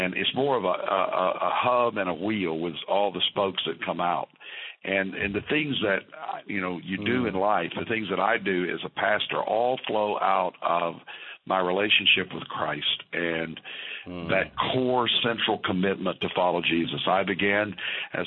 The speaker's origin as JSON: {"language": "English", "town": "Fort Worth", "region": "Texas", "country": "United States", "tie": "born or raised there", "also_born_or_lived": "Arkansas", "said": "the 60s I spent in the great Fort Worth, Texas, that I call my hometown"}